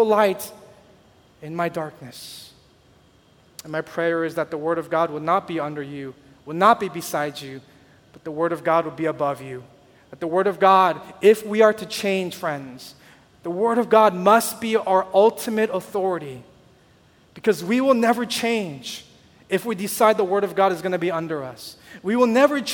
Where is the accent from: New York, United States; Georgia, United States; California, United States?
California, United States; Southern; moved away; I grew up in Southern California